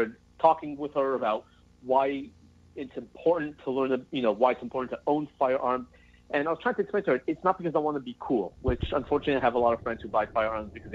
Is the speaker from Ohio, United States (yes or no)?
no; Los Angeles, California, United States; moved away as an adult; now in Texas, United States; growing up in Los Angeles, I'm 33. So I left L.A. 3 years ago, moved to Texas